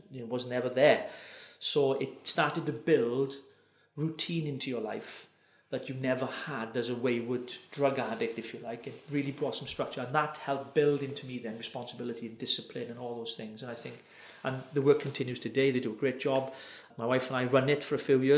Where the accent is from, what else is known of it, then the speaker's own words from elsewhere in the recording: Wales, United Kingdom; a Welshman, as I am